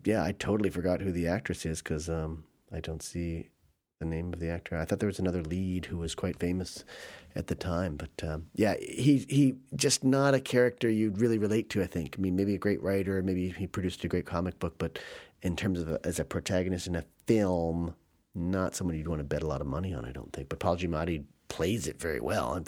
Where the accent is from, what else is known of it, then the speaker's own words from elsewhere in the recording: United States; as an American